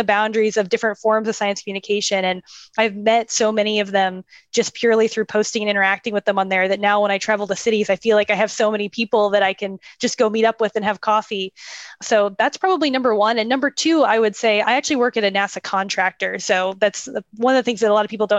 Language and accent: English; Tampa, Florida, United States; moved away as an adult; now in Houston, United States; my hometown, from Tampa, Florida.